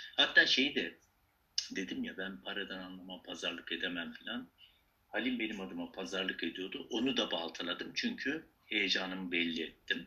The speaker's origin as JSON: {"language": "Turkish", "region": "Mersin", "country": "Turkey", "tie": "born or raised there", "also_born_or_lived": "Malatya, Turkey", "moved": "yes", "lives_now": "Istanbul, Turkey", "said": "Ben Malatya doğumluyum. İşte Mersin'de yetiştim."}